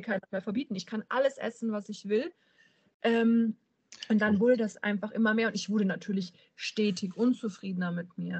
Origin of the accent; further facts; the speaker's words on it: near Munich, Bavaria, Germany; now in Euskirchen, Germany; gebürtig komme ich aus dem Süden von Deutschland.